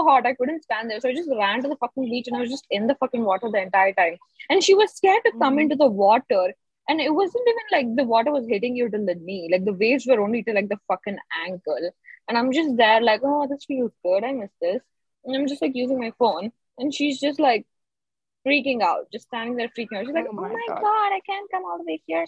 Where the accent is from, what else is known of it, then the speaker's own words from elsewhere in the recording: India; I'm an Indian